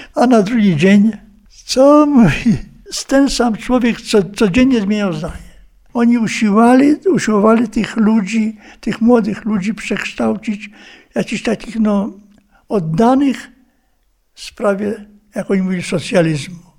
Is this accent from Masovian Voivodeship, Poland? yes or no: no; Białystok region, Podlaskie Voivodeship, Poland; pochodzę tam z Białostoczyzny